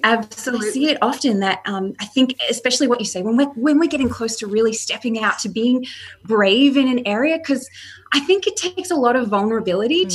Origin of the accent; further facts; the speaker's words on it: Australia; moved away as an adult; also born or lived in Canada; my husband and I moved from Canada and to live here in Australia